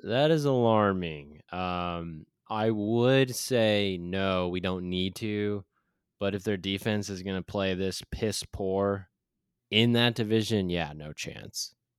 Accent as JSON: {"language": "English", "town": "Kansas City", "region": "Missouri", "country": "United States", "tie": "born or raised there", "said": "It's my hometown team, the Kansas City Chiefs"}